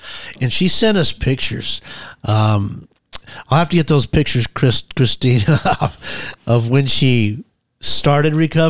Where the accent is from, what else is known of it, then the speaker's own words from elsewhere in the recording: Colorado, United States; I'm from Colorado.